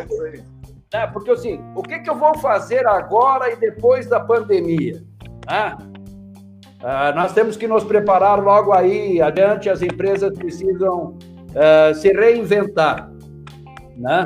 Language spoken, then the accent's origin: Portuguese; Erechim, Rio Grande do Sul, Brazil; moved away; a minha terra também, o nosso barão de Cotegipe e Erechim.